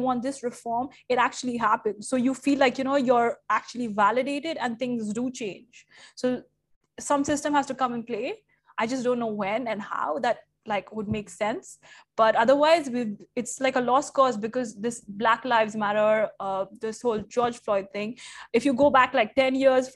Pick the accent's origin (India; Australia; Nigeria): India; now in Dubai, United Arab Emirates; I'm Indian